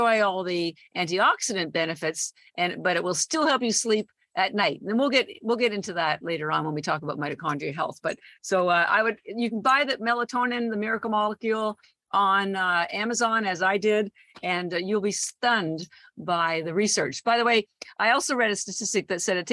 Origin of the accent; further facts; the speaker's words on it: Canada; moved away as an adult; also born or lived in Toronto / Vancouver; now in Boston, United States; I am Canadian, born in Toronto. And I've lived all across Canada, including Vancouver. All my family's still there. I did all my schooling there